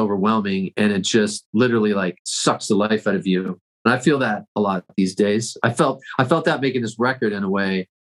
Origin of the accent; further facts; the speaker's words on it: Toronto, Ontario, Canada; I grew up in Toronto, so I rode the subways a lot.